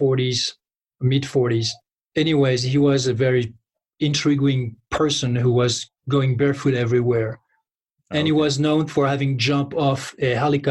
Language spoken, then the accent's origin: English; close to Paris, near Fontainebleau, Île-de-France, France; I grew up close to Paris